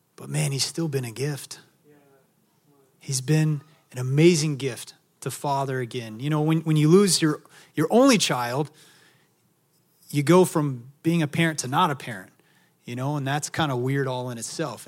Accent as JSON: {"language": "English", "region": "Texas", "country": "United States", "also_born_or_lived": "Maui, Hawaii", "moved": "yes", "lives_now": "San Diego, United States", "said": "I'm from Texas"}